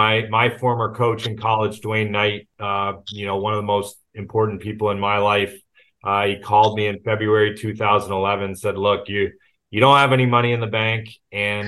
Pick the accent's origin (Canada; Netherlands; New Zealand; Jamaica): Canada; Markham, Ontario; moved away as an adult; also born or lived in Las Vegas; born and raised in Toronto, actually just north of Toronto in Markham